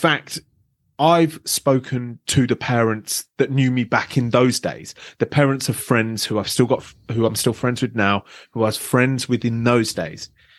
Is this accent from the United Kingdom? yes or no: yes; London, United Kingdom; I grew up in the outskirts of London.